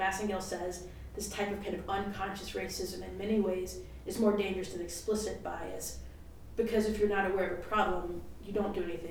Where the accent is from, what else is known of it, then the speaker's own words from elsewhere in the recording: the South, United States; particularly as a white person, growing up in the South